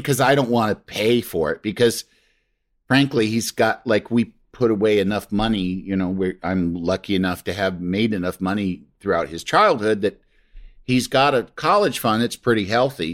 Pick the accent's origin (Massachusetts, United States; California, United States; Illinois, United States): Illinois, United States; Yorkville; also born or lived in Michigan; my mom's family hometown is Yorkville, Illinois, and that's where oh, okay. I grew up